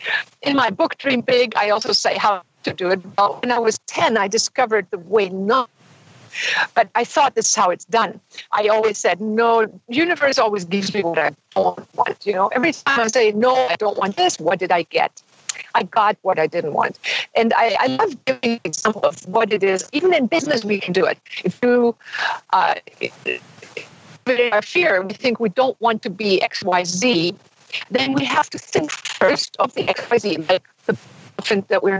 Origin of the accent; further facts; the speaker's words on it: Germany; moved away; also born or lived in Himalayas; I had German parents who decided they want to live abroad